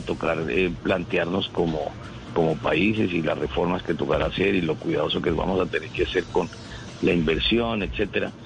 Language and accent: Spanish; Colombia; como todos los colombianos